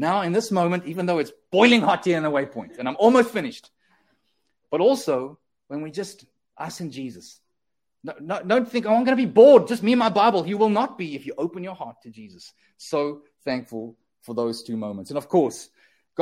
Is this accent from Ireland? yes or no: no; South Africa; now in Canada; we as South Africans